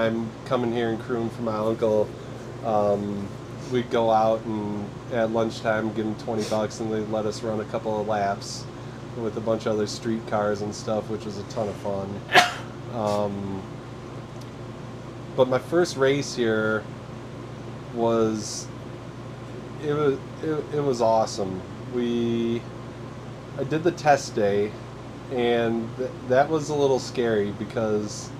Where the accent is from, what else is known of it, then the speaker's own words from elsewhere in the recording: Kenosha, Wisconsin, United States; I'm from Kenosha, Wisconsin